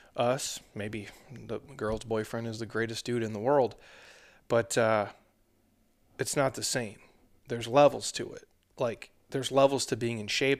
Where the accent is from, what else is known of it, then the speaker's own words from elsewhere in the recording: Minnesota, United States; moved away; I'm from the middle, I'm from Minnesota originally.